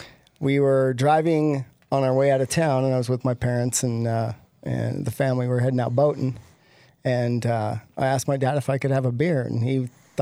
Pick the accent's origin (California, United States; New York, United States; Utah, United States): Utah, United States; Salt Lake City; I grew up in Salt Lake.